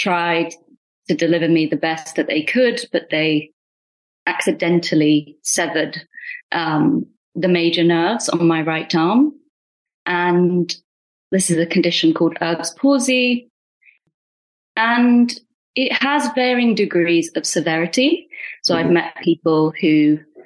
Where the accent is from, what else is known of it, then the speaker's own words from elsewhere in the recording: United Kingdom; first language Punjabi; I'm Indian, British Indian